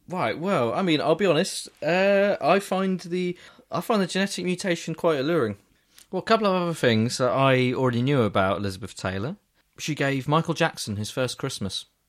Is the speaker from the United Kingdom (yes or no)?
yes; England, United Kingdom; I'm, I'm from England